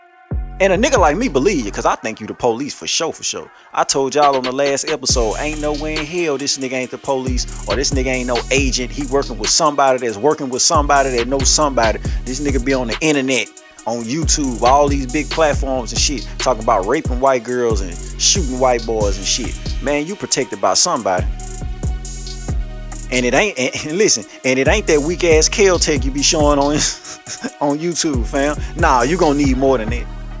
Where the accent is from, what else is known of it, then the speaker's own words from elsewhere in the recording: Louisiana, United States; I'm from Louisiana.